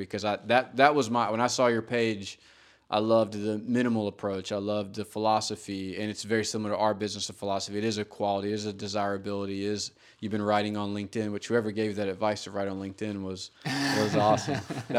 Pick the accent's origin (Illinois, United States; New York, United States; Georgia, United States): Georgia, United States; I mean, you know, I grew up in Georgia. Like, I mean, there's not going to outlaw any manuals in Georgia anytime soon.